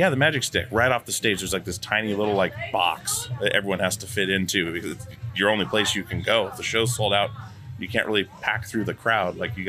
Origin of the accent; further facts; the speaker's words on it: Alaska, United States; I'm from Alaska. So I was in the punk scene in Alaska growing up